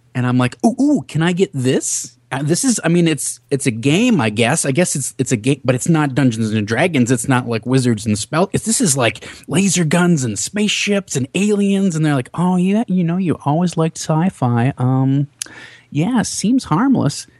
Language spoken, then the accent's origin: English; Minnesota, United States; I'm from Minnesota